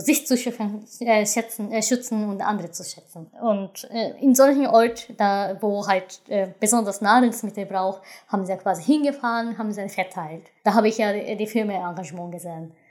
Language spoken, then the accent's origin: German; western Japan, Japan; German is a second language; moved away as an adult; ich komme aus Westjapan